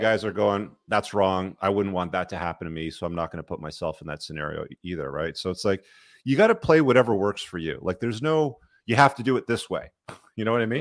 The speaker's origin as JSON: {"language": "English", "country": "Canada", "tie": "born or raised there", "said": "I grew up in Canada"}